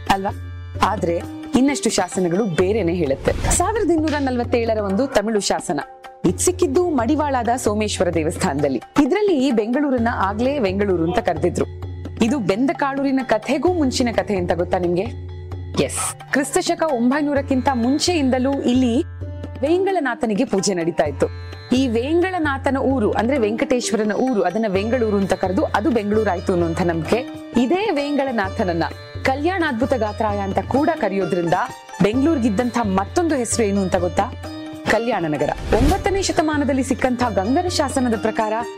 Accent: Bengaluru, Karnataka, India

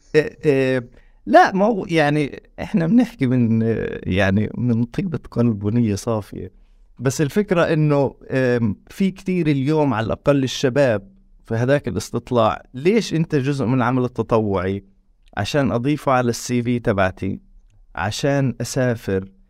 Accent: Tulkarm, West Bank, Palestine; احنا دارنا في طول كرم جنب المخيم

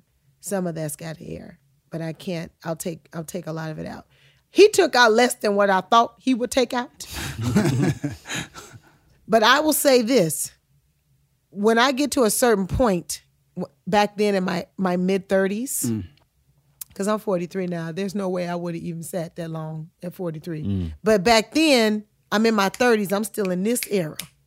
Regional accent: Chicago, Illinois, United States; I'm from Chicago

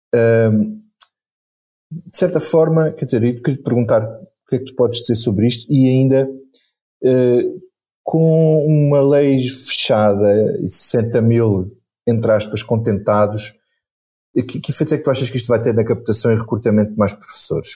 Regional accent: Carvalhal and Pego beaches, Alentejo, Portugal; meu mar favorito, onde eu cresci, nas minhas praias do Carvalhal e do Pego

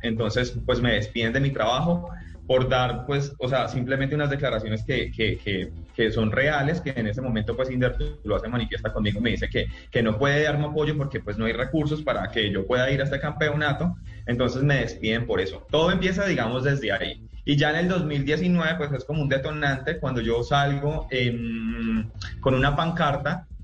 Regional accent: Tuluá, Valle del Cauca, Colombia; yo soy afiliado a la Liga del Valle porque pues eh, soy de Tuluá

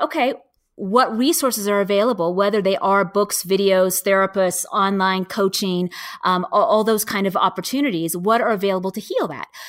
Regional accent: Seattle, Washington, United States; I'm from Seattle

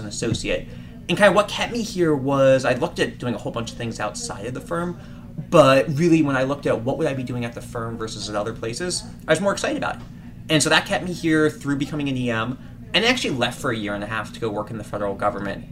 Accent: Washington, District of Columbia, United States; moved away as an adult; now in Boston, United States; I grew up in Washington, D.C.

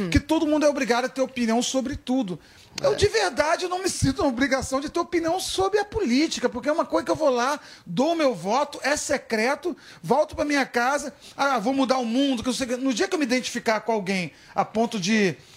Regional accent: Minas Gerais, Brazil; eu sou mineiro

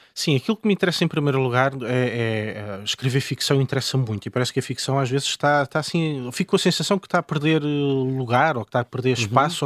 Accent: Loulé, Algarve, Portugal; now in Lisbon, Portugal; eu sou de Lolé e vivo na Duque de Lolé

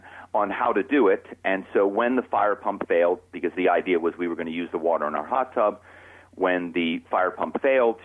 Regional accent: Philadelphia, Pennsylvania, United States; moved away as an adult; now in Malibu, United States; my hometown is Philadelphia. I'm not from Southern California

